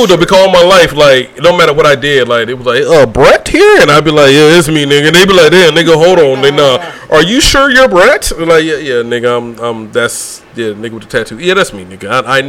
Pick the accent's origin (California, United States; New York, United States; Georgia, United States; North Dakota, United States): Georgia, United States; also born or lived in St. Thomas, US Virgin Islands; I grew up in Georgia